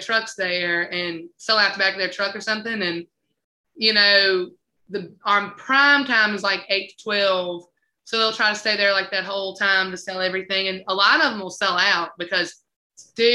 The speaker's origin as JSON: {"language": "English", "town": "South Boston", "region": "Virginia", "country": "United States", "tie": "born or raised there", "moved": "as an adult", "lives_now": "North Carolina, United States", "said": "it's my hometown"}